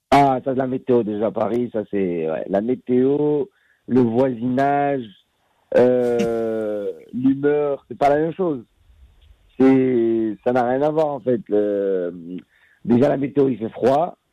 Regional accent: Casablanca, Casablanca-Settat, Morocco; moved away as an adult; now in France; je suis un enfant de Casablanca, j'ai grandi au Maroc

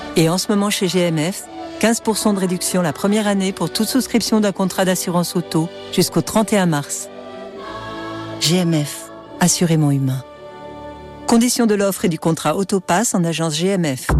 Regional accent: Grenoble, Auvergne-Rhône-Alpes, France; moved away as an adult; now in Albertville, France; je suis de Grenoble

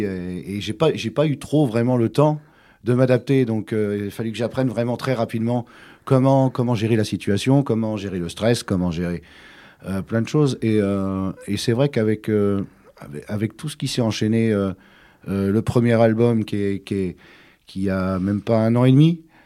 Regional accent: Côtes-d'Armor, Brittany, France; mon enfance s'est passée en Bretagne en général. Mais euh, oui, plus, euh, un peu plus particulièrement dans les Côtes d'Armor, Puisque c'est là que je suis né

